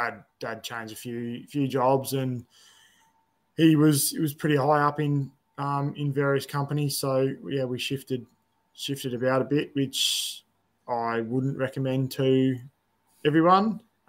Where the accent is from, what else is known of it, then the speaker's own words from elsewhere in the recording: Sydney, New South Wales, Australia; also born or lived in Adelaide / Melbourne; So I grew up in Sydney and, I grew up sort of all over the place, Sydney, Adelaide, Melbourne, and then Sydney again.